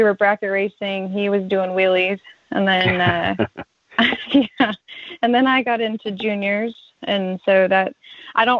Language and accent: English; Houston, Texas, United States; I am from Houston, Texas, so a little ways from Alabama